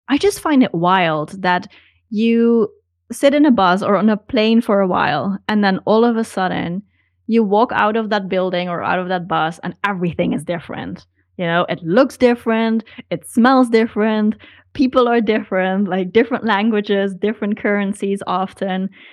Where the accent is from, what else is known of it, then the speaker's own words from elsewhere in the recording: Netherlands; moved away as an adult; now in Hamburg, Germany; No, I'm from the Netherlands.